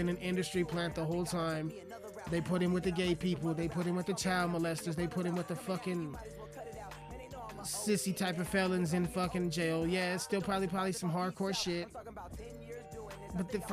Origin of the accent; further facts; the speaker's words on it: Alamosa, Colorado, United States; The motherfucking mushroom farm here in my hometown of Alamosa